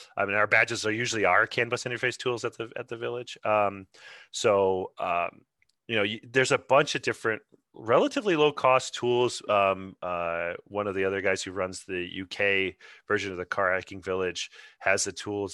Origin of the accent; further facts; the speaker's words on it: Grand Rapids, Michigan, United States; I'm originally from Grand Rapids myself, so it's my local